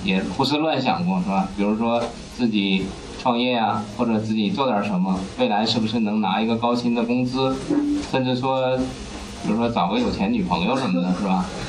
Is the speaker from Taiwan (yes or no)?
no; Kaiyuan, Liaoning, China; moved away as an adult; now in Beijing, China; 我出生在一个很神奇的城市哈，就是辽宁的开原啊，就是铁岭下面的一个县级市。这个城市很小